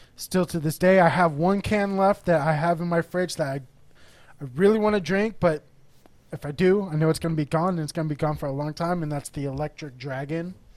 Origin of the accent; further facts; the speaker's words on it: Corona, California, United States; also born or lived in Texas; now in San Diego, United States; I grew up in Corona, the, like the Inland Empire area. Moved to Texas for about ten years, then moved back here